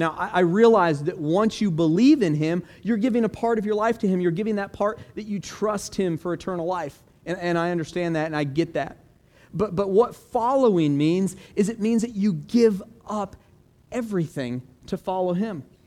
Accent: Florida, United States; also born or lived in Orlando; growing up in Florida

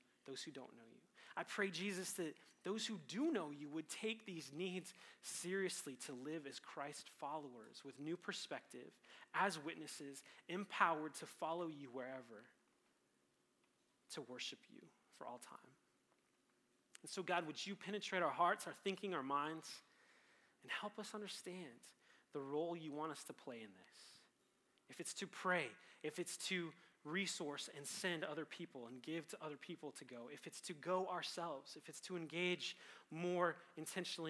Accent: Colorado, United States; Growing up in Colorado

